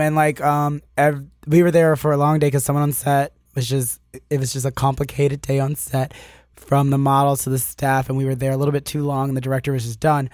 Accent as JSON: {"language": "English", "town": "Annapolis", "region": "Maryland", "country": "United States", "tie": "born or raised there", "moved": "as an adult", "lives_now": "Los Angeles, United States", "said": "I'm originally from Annapolis, Maryland. It's, like, twenty minutes outside of D C"}